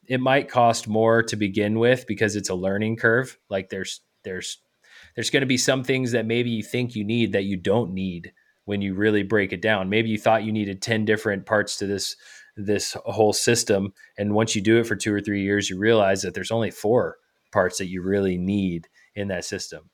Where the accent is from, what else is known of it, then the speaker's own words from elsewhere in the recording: Georgia, United States; moved away as an adult; also born or lived in Colorado; now in Michigan, United States; born and raised in Georgia, and went to the University of Georgia